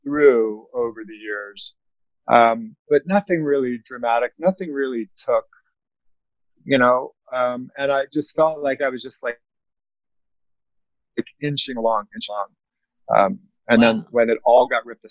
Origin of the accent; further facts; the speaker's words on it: the South, United States; I grew up in the South